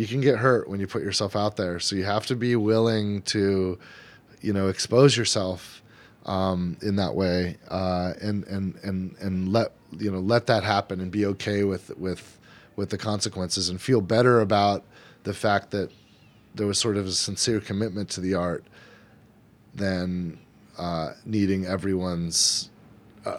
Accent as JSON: {"language": "English", "region": "California", "country": "United States", "also_born_or_lived": "Frisco, Texas", "moved": "yes", "lives_now": "Texas, United States", "said": "I'm from California. I live in Texas"}